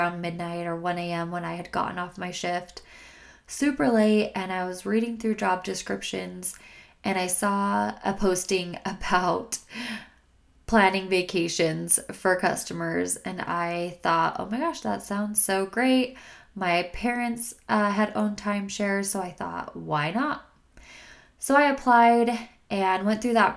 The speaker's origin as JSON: {"language": "English", "town": "Logan", "region": "Utah", "country": "United States", "tie": "born or raised there", "moved": "as an adult", "lives_now": "Salt Lake City, United States", "said": "I realized that Logan did not have as much in store for me. After that incident, I needed a fresh start and did not think that my hometown was going to be able to provide that for me"}